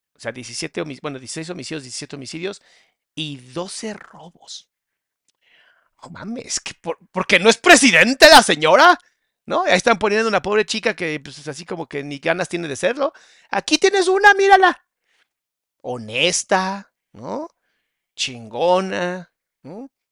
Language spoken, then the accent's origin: Spanish; Mexico; en mi país, en México